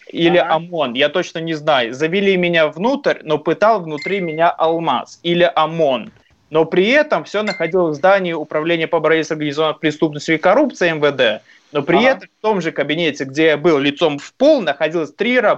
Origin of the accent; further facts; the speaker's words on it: Belarus; Мы, мы белорусы, поверьте, мы очень мирные, очень открытые, очень дружелюбные, очень приятные люди